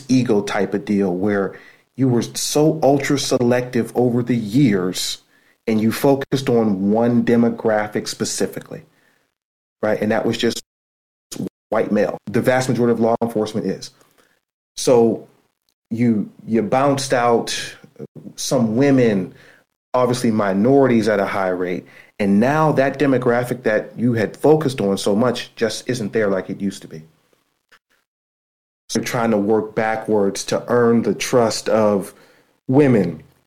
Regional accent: Youngstown, Ohio, United States; moved away as an adult; now in Pittsburgh, United States; I grew up in Youngstown, Ohio.

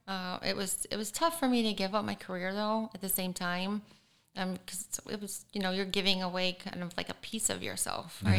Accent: Michigan, United States; now in Florida, United States

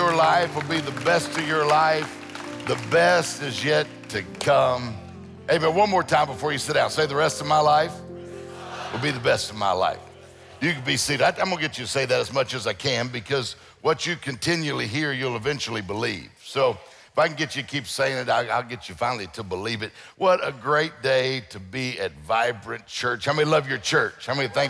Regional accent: Mississippi Gulf Coast, United States; moved away as an adult; also born or lived in Meridian, Mississippi; now in Detroit, United States; I grew up in, my all family's from Meridian, and then I grew up down on the coast, but it's good to be back in Mississippi

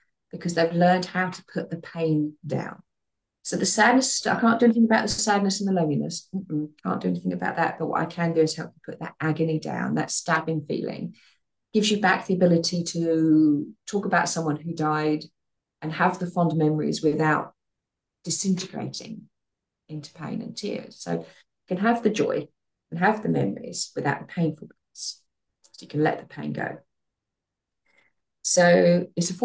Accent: United Kingdom; we're British

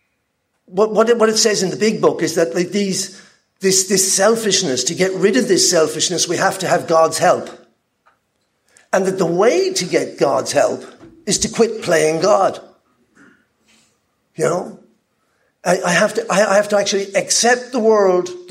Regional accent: Ireland; moved away; also born or lived in Peru; I'm Irish, nationalized Peruvian

